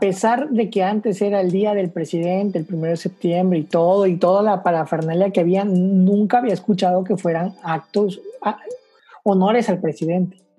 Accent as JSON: {"language": "Spanish", "country": "Mexico", "said": "tenemos que como mexicanos"}